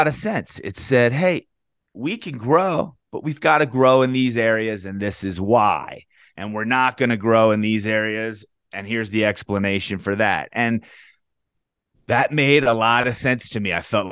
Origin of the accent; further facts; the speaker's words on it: Baltimore County, Howard County, Maryland, United States; I grew up in Baltimore County, Howard County